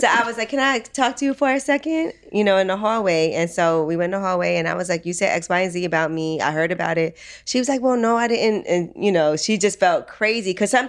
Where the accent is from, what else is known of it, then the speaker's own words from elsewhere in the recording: Philadelphia, Pennsylvania, United States; I was born at Chestnut Hill Hospital in Philadelphia.